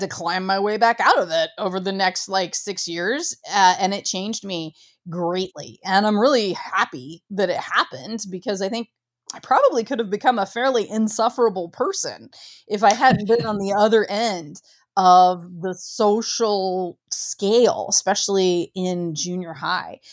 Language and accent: English; Ohio, United States; I grew up very small town, very rural. I'm from Ohio